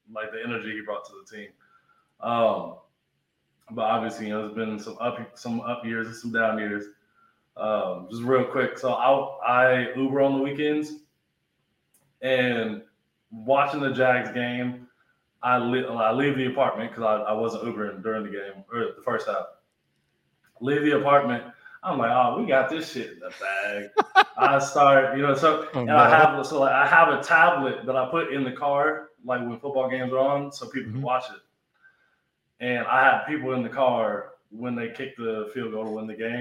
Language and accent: English; Kansas City, Missouri, United States; I'm not from Texas. I'm actually from Kansas City